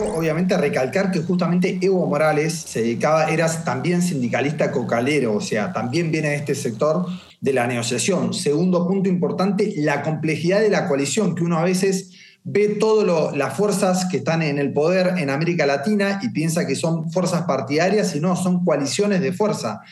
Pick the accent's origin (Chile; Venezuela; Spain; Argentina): Chile; nos uniera como chilenos